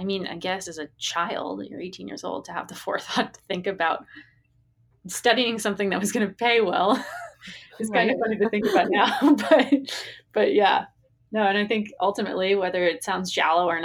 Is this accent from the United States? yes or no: yes; Massachusetts outside of Boston, United States; I grew up in Massachusetts outside of Boston